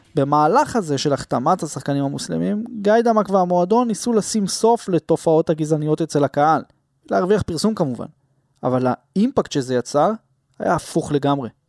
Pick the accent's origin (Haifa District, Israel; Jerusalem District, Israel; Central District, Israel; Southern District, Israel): Jerusalem District, Israel; Jerusalem; אני גדלתי בקטמון